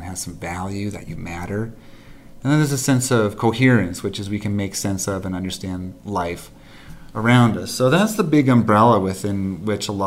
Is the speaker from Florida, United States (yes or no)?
no; Minnesota, United States; moved away; as a Minnesotan